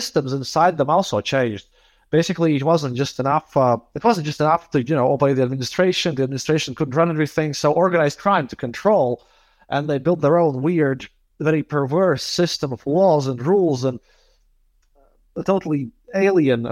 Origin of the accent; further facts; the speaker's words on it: Riga, Latvia; I'm from Riga, Latvia.